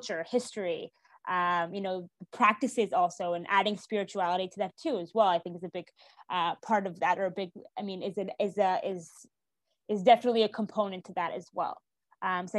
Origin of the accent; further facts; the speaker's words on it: Jerusalem, Jerusalem District, Israel; moved away as an adult; now in Maryland, United States; I moved to Israel when I was 8 years old and I've lived there ever since